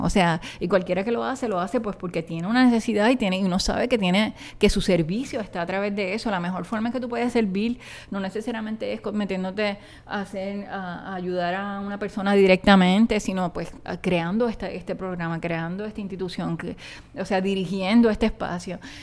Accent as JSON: {"language": "Spanish", "country": "Puerto Rico", "tie": "born or raised there", "also_born_or_lived": "New York, United States", "moved": "as an adult", "lives_now": "Cupey, Puerto Rico", "said": "de lo que yo conocía, que me habían enseñado en mi pueblo"}